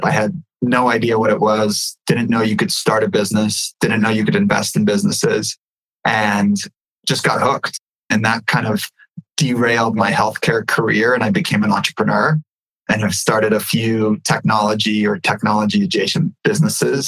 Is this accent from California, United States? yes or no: yes; California, United States; also born or lived in Ukraine; I was born in the Ukraine and my family came over here. My mom came over here in 92 with me. I grew up in California.